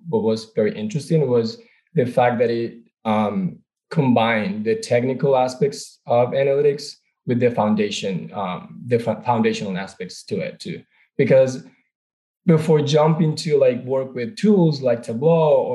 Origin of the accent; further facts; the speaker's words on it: Venezuela; moved away as an adult; now in United States; I'm originally from Venezuela, born and raised.